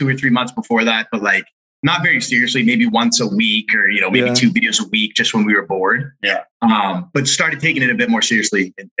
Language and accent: English; Massachusetts, United States; I'm 24. Mike's 21. So I'm the older brother here. We grew up in the East Coast in Massachusetts